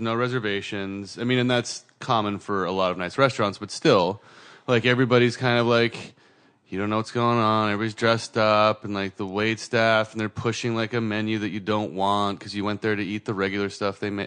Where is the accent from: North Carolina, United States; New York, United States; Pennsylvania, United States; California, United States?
California, United States; Santa Cruz; I grew up in Santa Cruz, which always had, like, you know, good coffee